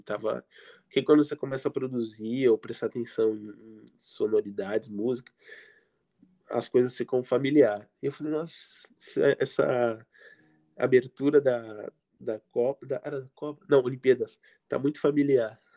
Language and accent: Portuguese; Guarujá, São Paulo, Brazil; eu era do Guarujá, litoral de São Paulo.